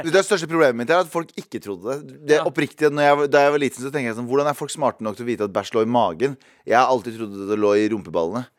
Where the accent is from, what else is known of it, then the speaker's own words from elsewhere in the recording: Mysen, Østfold, Norway; moved away; also born or lived in Trondheim; mesteparten av ungdomstiden min husker jeg fra Mysen